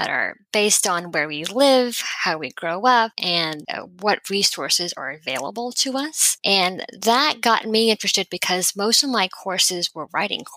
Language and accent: English; Houston, Texas, United States; also born or lived in California / Massachusetts; I grew up in Houston, Texas